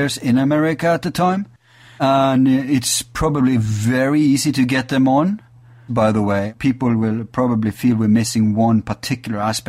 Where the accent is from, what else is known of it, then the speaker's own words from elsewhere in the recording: Bergen, Vestland, Norway; That's like my hometown of Bergen. It's a coastal town.